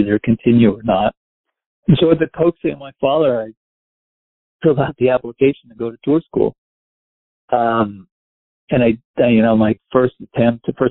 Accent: Westchester, New York, United States; moved away as an adult; also born or lived in New Orleans / Miami; I grew up in Westchester. I lived in the city till I was about 4, and we moved to Westchester

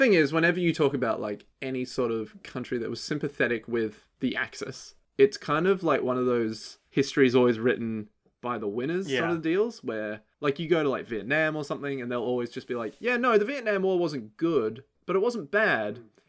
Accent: Australia; We're both Australian

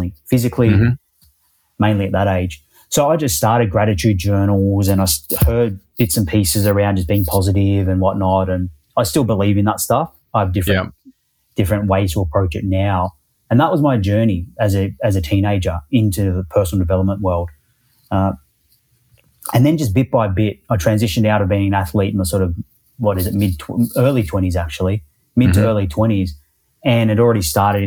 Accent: Perth, Western Australia, Australia; now in Melbourne, Australia; actually grew up in Perth on the west coast

